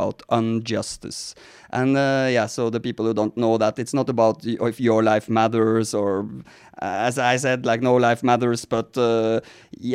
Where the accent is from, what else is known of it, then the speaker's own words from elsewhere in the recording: Norway; now in United States; Now I'm sitting talking to you in America, but I'm actually Scandinavian. I'm from Norway